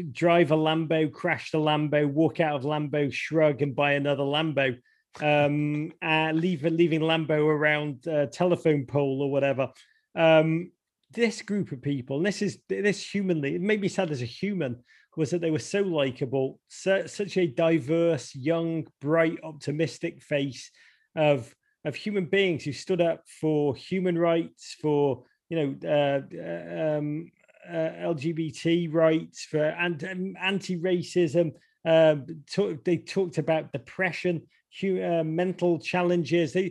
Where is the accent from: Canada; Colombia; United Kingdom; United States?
United Kingdom; England; born there; And and I'll just say that not as an English born person, because I honestly genuinely don't give a crap. Um, but apart from my family are there, it would have been nice for them.